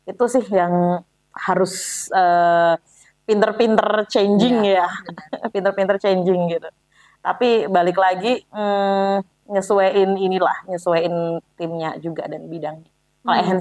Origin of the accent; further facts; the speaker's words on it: Java, Indonesia; karena kan saya orang Jawa